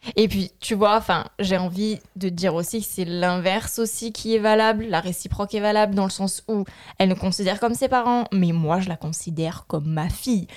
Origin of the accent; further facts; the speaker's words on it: France; Moi, en tant que Française